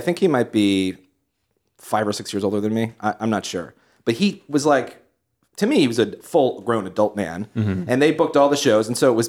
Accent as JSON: {"language": "English", "town": "Cheshire", "region": "Connecticut", "country": "United States", "tie": "born or raised there", "said": "Yeah. That's my hometown."}